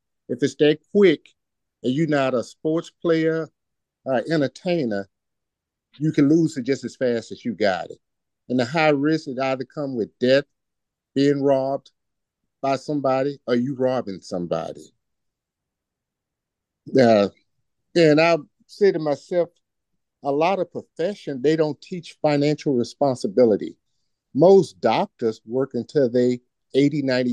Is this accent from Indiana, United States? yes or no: no; Shreveport, Louisiana, United States; now in Virginia Beach, United States; from Virginia Beach, originally from Shreveport, Louisiana